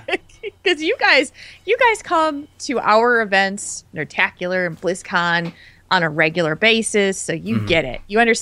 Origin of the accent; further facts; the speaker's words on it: New Jersey, United States; where I grew up in New Jersey